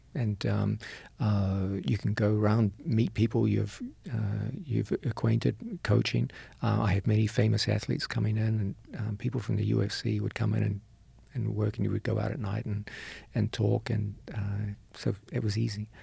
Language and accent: English; New Zealand; moved away as an adult; also born or lived in New York City; I was raised in New Zealand.